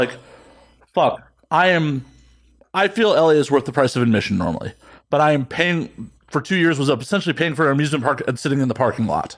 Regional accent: Chicago, Illinois, United States; moved away as an adult; I'm originally from Chicago

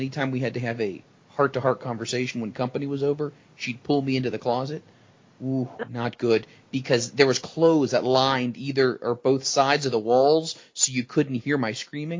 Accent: Ohio, United States; I'm from Ohio. We are

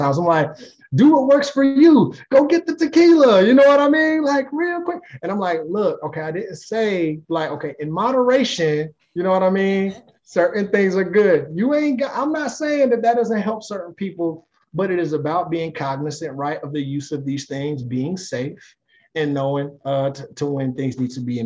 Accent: Greensboro, North Carolina, United States; moved away; I'm from Greensboro, North Carolina. I go back home as often as my wife will

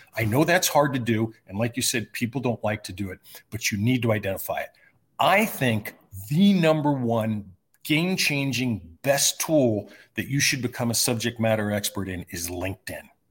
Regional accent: California, United States; moved away as an adult; also born or lived in New York / Bay Area, California; now in Desert Mountain, Arizona, United States; when we moved from New York to California when I was twelve years old

